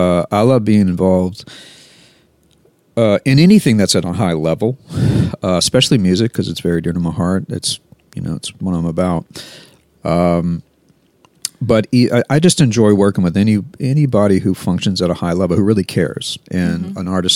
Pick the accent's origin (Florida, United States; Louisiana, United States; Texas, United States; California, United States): Louisiana, United States; Baton Rouge; also born or lived in New Orleans; Born in New Orleans, but grew up in Baton Rouge.